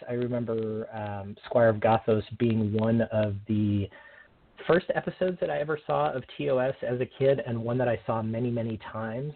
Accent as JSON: {"language": "English", "region": "Oregon", "country": "United States", "said": "from Oregon, right here in my home state"}